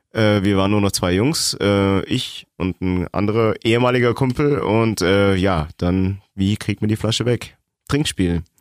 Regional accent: East Germany, Germany; now in Augsburg, Germany; bin Ossi

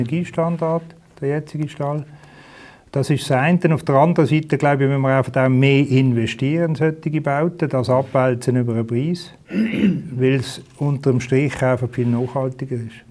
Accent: Basel, Basel-Stadt, Switzerland; bin in Basel aufgewachsen

